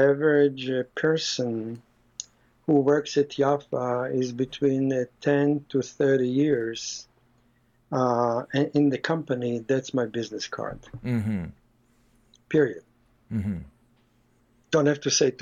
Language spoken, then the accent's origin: English; Israel; moved away as an adult; also born or lived in Los Angeles, United States; now in United States; I was born in Israel. I came to America when I was 23 to go to school